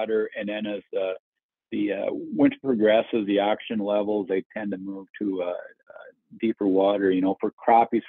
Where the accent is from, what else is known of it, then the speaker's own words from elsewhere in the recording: Minnesota, United States; growing up in Minnesota